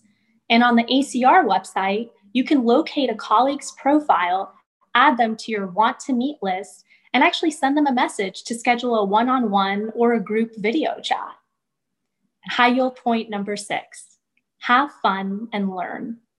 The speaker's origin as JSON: {"language": "English", "town": "Cleveland", "region": "Ohio", "country": "United States", "said": "from Cleveland, Ohio, reporting to you live for RoomNow"}